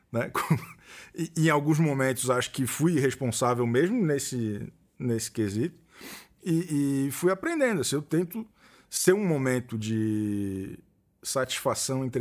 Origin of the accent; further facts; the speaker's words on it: Florianópolis, Santa Catarina, Brazil; Sou de Florianópolis.